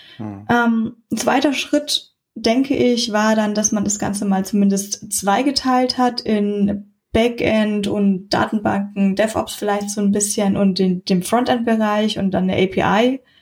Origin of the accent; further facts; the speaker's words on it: Munich, Bavaria, Germany; bin aus München